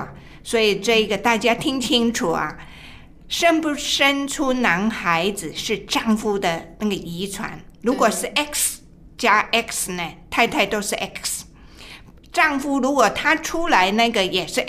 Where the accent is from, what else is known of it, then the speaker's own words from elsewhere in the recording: China; 特别是我们亚洲的，我们中国人呢，都喜欢男孩儿，是吧？